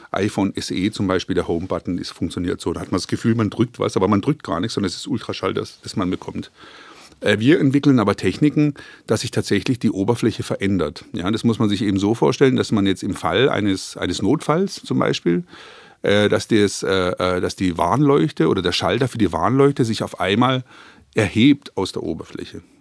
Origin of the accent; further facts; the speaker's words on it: Croatia; German is a second language; now in Germany; Schwarzwälder, ich bin ja quasi aus, äh, aus Kroatien in den Schwarzwald ausgewandert